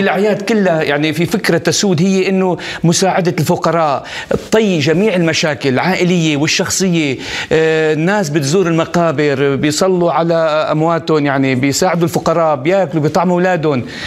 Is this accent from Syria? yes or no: yes; Syria; وانا من سوريا كمان